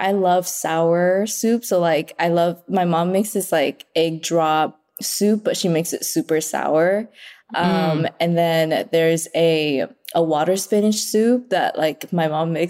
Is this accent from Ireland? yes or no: no; Vietnam; born or raised there; moved away